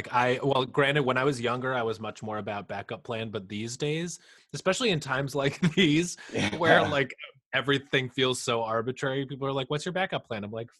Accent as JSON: {"language": "English", "region": "New York", "country": "United States", "tie": "born or raised there", "also_born_or_lived": "Boston", "said": "I was born in Boston, and then we moved down to New York when I was like 2. So technically I'm from Boston, but I don't really, I'm from here a lot more than I'm from Boston. I have like 0 memories of living there."}